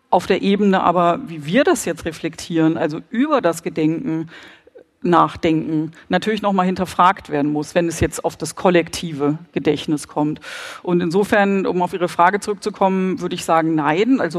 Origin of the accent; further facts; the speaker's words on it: West Germany, Germany; Also ich komme zum Beispiel aus Westdeutschland